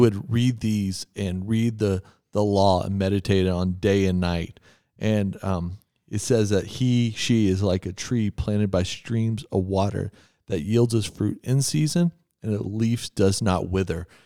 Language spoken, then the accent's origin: English; Texas, United States; when I was growing up in Texas